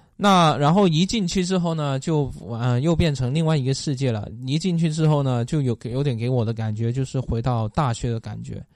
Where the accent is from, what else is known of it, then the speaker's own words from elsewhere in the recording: Guangdong, China; moved away; 我是广东来的吧